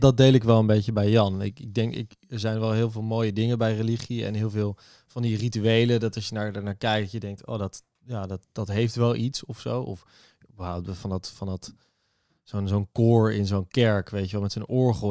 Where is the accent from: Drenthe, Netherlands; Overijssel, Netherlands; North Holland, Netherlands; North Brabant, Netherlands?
North Holland, Netherlands; Amsterdam; Ik ben geboren en getogen in Amsterdam, 25 jaar.